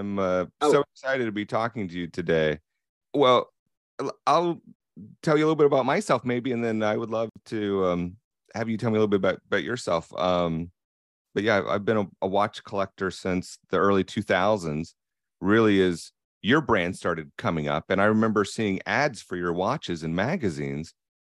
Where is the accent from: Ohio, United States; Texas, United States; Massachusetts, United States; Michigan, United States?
Ohio, United States; born there; also born or lived in Florida / Pennsylvania / Virginia; now in Raleigh, United States; Yeah, so I live now in North Carolina, in Raleigh, but I was born in Ohio and have lived in Florida and Pennsylvania and Virginia.